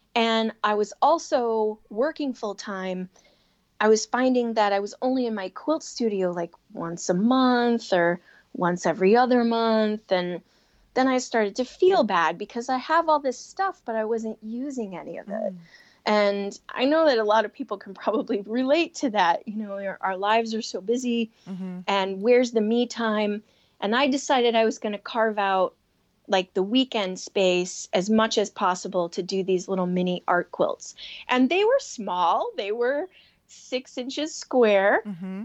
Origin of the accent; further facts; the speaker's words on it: Chicago, Illinois, United States; Growing up in Chicago